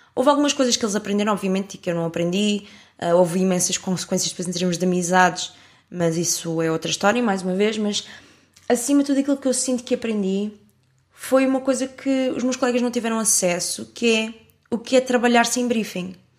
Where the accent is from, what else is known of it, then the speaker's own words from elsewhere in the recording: Portugal; also born or lived in France; sou de Portugal